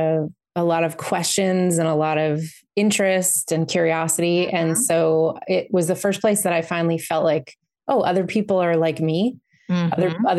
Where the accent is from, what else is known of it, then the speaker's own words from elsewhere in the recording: Western Massachusetts, United States; I grew up in Massachusetts, in Western Mass.